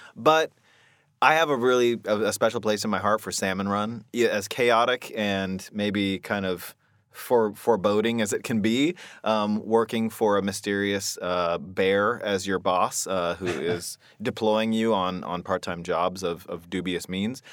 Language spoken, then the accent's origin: English; Seattle, Washington, United States; I grew up here in Seattle